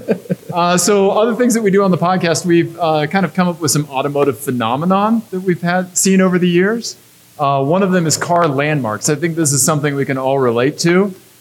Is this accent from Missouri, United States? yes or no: yes; Missouri, United States; I grew up in Missouri.